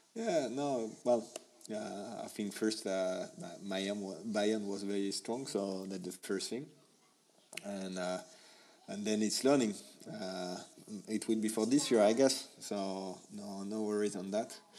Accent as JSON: {"language": "English", "town": "Paris", "region": "Île-de-France", "country": "France", "second_language": "English", "said": "I'm from Paris"}